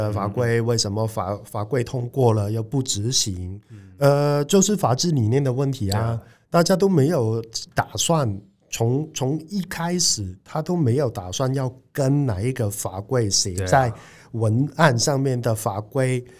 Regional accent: Hong Kong; now in Taiwan; 我们香港人也来一波投资移民，也算是外地来的创业者

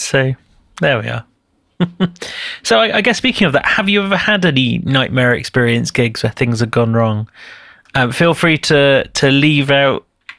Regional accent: Leeds, Yorkshire and the Humber, United Kingdom; Leeds where I grew up.

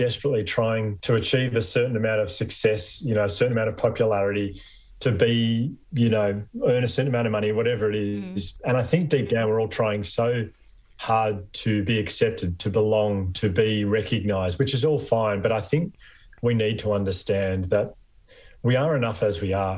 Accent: Victoria, Australia; I came from Victoria

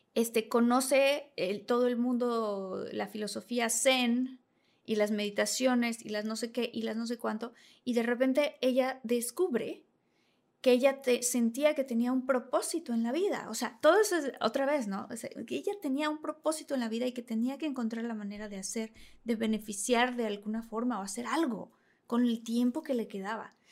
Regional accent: Villahermosa, Tabasco, Mexico; moved away as an adult; Venía de Villahermosa, Tabasco

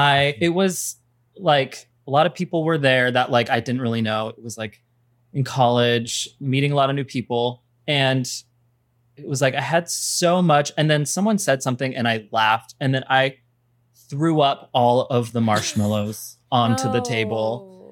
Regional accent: Utah, United States; now in Los Angeles, United States; I'm originally from Spencer. Utah. Oh. I live in LA now. And I'm 30

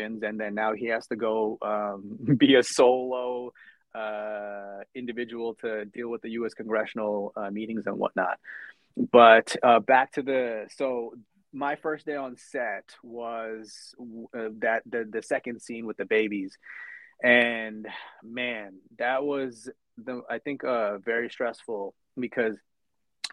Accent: New York, United States; also born or lived in India; I came to New York in 1995 when I was 8 years old.

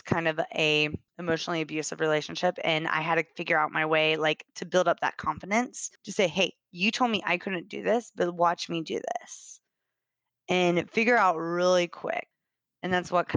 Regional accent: Kansas, United States; moved away as an adult; now in Austin, United States; So I grew up in Kansas. I lived there for 26 years. I moved here in Austin 4 years ago

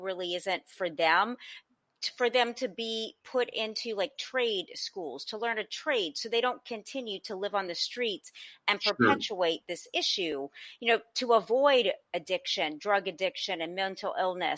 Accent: New Orleans, Louisiana, United States; also born or lived in Los Angeles; I come from New Orleans

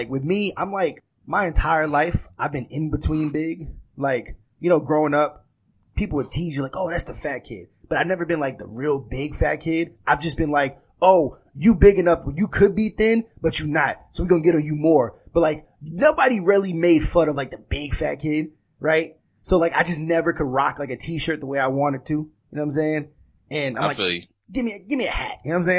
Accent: New York, United States; also born or lived in Miami; So, like, I was born in Miami and then I moved to New York, right?

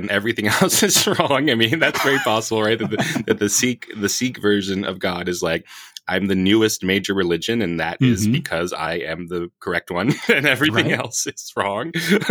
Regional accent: Las Vegas, Nevada, United States; you and I growing up in Vegas

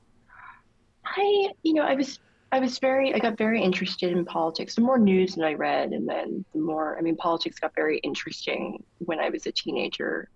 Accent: near Asbury Park, New Jersey, United States; Asbury Park, New Jersey, which was near my hometown

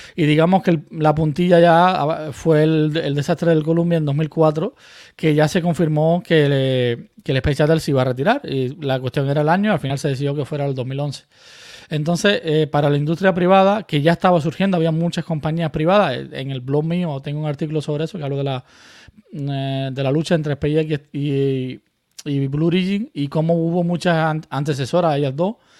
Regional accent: Murcia, Region of Murcia, Spain; moved away as an adult; also born or lived in Cuba / Canary Islands; now in United States; yo me fui de Cuba muy pequeño, con 10 años, entonces eh, llegué a Canarias, luego a Murcia

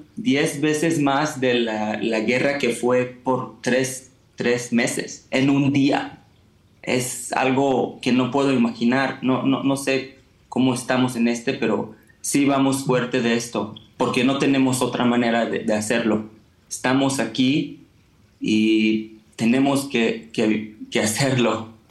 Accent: Israel; Spanish is a second language

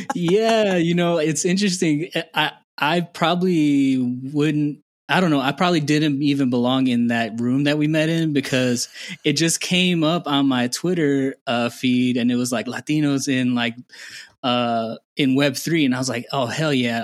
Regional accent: Indiana, United States; moved away as an adult; also born or lived in Houston; now in Guatemala; I was born and raised in Indiana

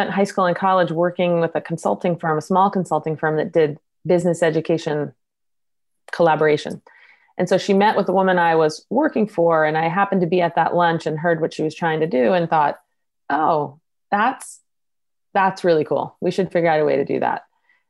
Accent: East Coast, United States; moved away as an adult; I grew up on the East Coast

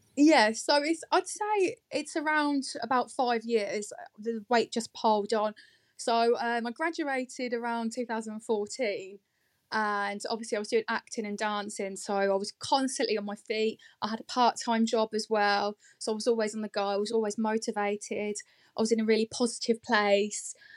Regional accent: Northampton, East Midlands, United Kingdom; moved away as an adult; now in Market Harborough, United Kingdom; Originally, I am from Northampton. Um, I've been living here just over a year now

